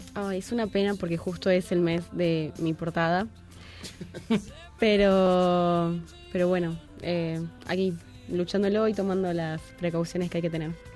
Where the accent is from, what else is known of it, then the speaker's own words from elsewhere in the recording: Argentina; now in Mexico; yo soy argentina